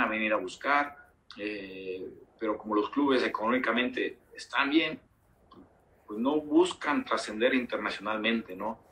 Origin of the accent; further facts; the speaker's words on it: Mexico; moved away as an adult; yo vengo de México